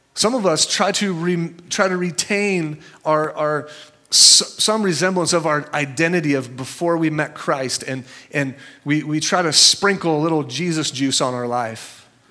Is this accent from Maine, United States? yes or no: no; Santa Cruz, California, United States; I'm from Santa Cruz